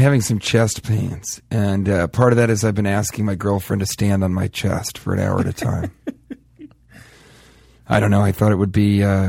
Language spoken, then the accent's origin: English; Denver, Colorado, United States; where I come from, where I was born, that ends any argument. So sorry, I'm from Colorado.